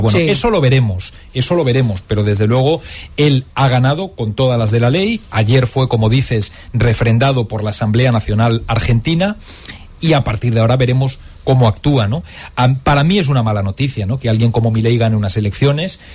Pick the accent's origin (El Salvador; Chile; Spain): Spain